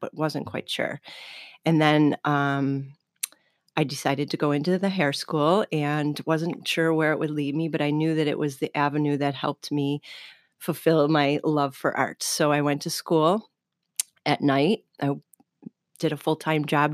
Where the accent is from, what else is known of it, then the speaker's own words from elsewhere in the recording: Hamburg, Pennsylvania, United States; I'm originally from Hamburg